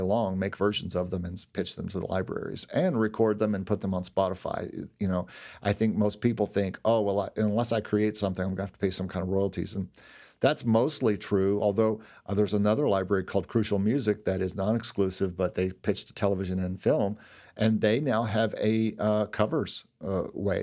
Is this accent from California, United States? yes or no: no; Lexington, Kentucky, United States; now in Orlando, United States; where I grew up in Lexington